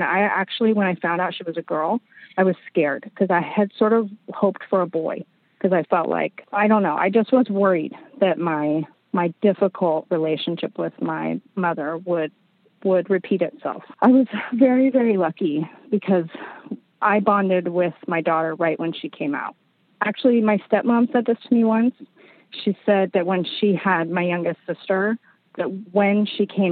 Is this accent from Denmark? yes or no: no; San Diego, California, United States; moved away; We were in my hometown. I grew up in San Diego.